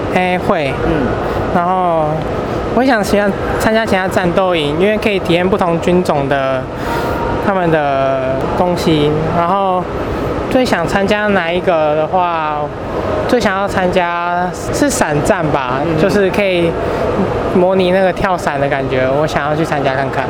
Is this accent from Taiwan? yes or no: yes; Yilan County, Taiwan; 我是淡江大学的学生，我来自宜兰